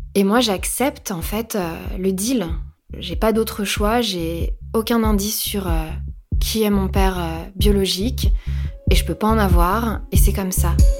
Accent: Picardy, Hauts-de-France, France; now in Paris, France; Ma mère euh, habite en Picardie, c'est là où j'ai grandi

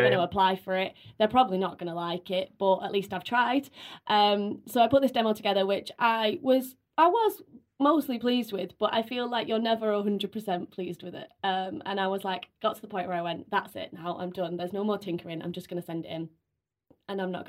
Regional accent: Bolton, North West England, United Kingdom; I'm from Bolton

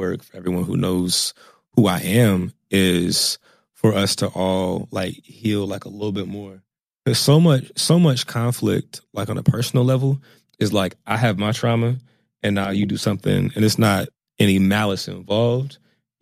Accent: suburbs of Virginia, United States; I'm from the suburbs of Virginia

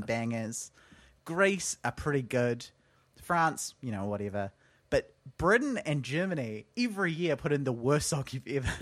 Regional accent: Auckland, New Zealand; also born or lived in Wellington; I grew up on the North Shore, and then as quickly as I could, I moved out of the North Shore and into town

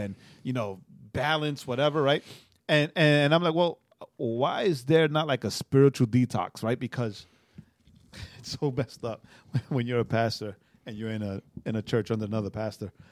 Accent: New York, United States; moved away; I'm from New York

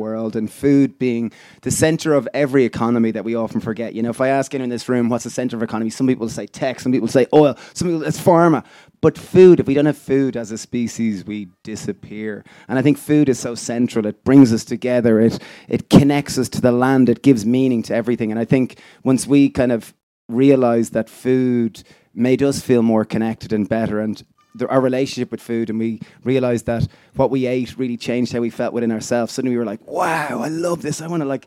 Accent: Ireland; I grew up in Ireland

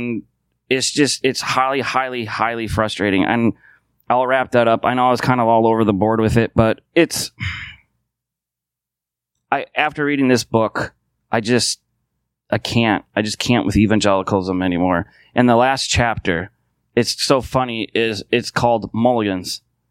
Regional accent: United States; I can only speak as an American

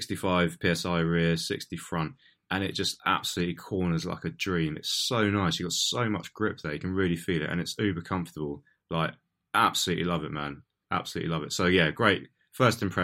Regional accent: Portsmouth, South East England, United Kingdom; now in London, United Kingdom; I'm originally from Portsmouth. I now live in London.

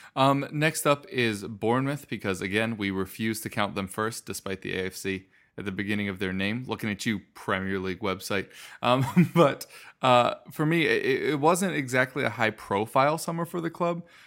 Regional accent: United States; being American

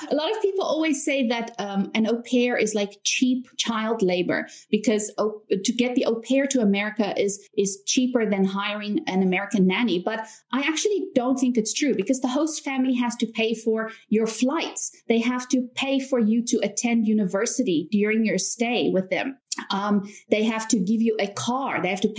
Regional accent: South Africa; also born or lived in United States; now in China; but I'm actually from South Africa. A lot of people are also confused about my accent because I don't have a typical South South African accent.

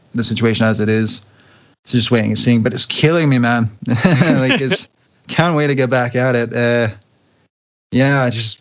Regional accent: Glasgow, Scotland, United Kingdom; my hometown, Glasgow

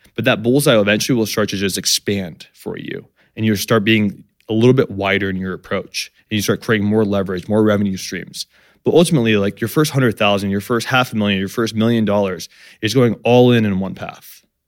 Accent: San Diego, California, United States; I grew up in San Diego, uh, to two immigrant parents

